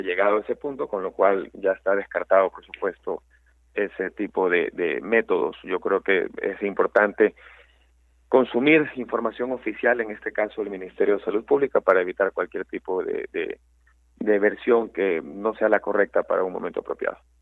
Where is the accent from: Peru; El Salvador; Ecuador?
Ecuador; somos 17 millones de, ecuatorianos